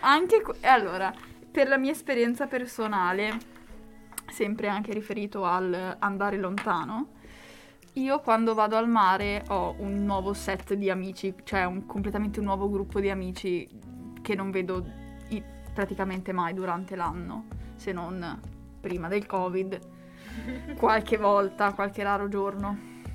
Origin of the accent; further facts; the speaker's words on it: Bagnacavallo, Emilia-Romagna, Italy; also born or lived in Lugo; ho un rapporto un po' brutto con eh, Bagnacavallo